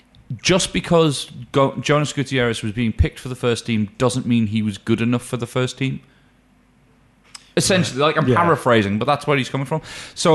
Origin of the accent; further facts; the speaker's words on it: Newcastle upon Tyne, North East England, United Kingdom; I'm once a Geordie, always a Geordie.